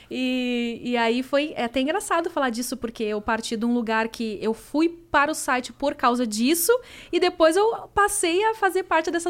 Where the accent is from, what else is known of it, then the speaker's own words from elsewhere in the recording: Porto Alegre, Rio Grande do Sul, Brazil; Eu sou de Porto ah, Alegre.